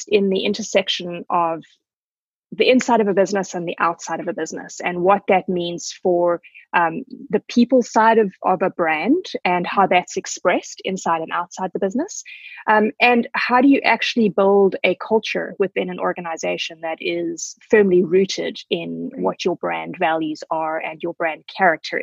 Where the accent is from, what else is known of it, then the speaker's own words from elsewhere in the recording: South Africa; moved away as an adult; also born or lived in Zimbabwe / England; now in Vancouver, Canada; So I was born in Zimbabwe, or Rhodesia at the time. That was 45 years ago. And I grew up in South Africa.